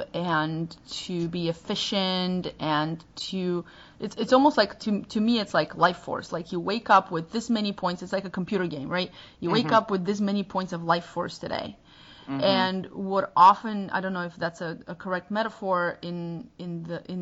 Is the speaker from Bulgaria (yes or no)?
yes; Bulgaria; first language Bulgarian; English is a second language; moved away; I can't speak Bulgarian on our podcast